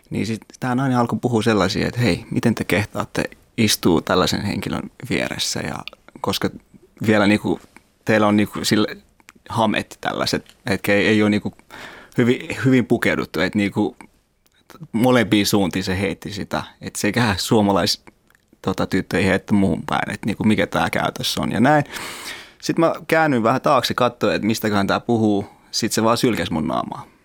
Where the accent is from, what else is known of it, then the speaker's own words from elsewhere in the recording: Afghanistan; now in Finland; kiltti on kuitenkin vaikka mä oon Afganistanista.